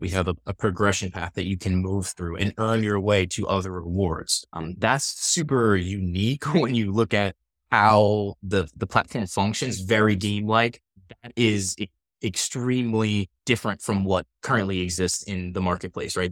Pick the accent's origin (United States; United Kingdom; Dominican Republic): United States; New York; also born or lived in Pennsylvania; I grew up on the East Coast, I'm, I'm born and raised in New York